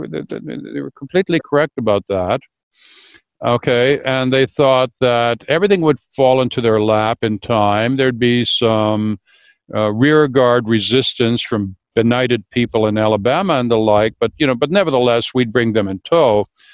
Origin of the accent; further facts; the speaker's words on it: Canada; Well, speaking as a Canadian, I mean, Canada was the first authentically counter-revolutionary state, right?